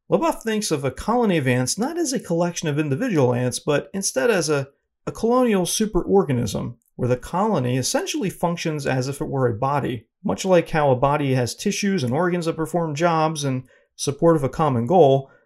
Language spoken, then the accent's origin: English; Northeast, United States; I'm from the Northeast